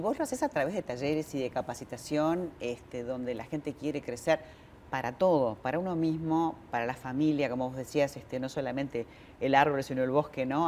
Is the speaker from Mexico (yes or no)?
no; Argentina; en un país como el nuestro, como la Argentina